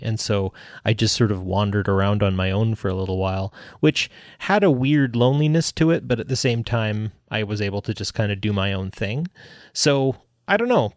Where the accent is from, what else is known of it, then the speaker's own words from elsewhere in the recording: Canada; I'm, I'm Canadian, too